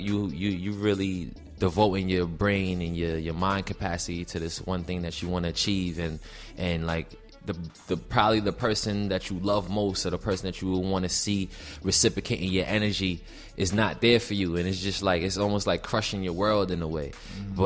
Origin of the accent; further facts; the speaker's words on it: New York City, New York, United States; also born or lived in Queens; originally I was born in Brooklyn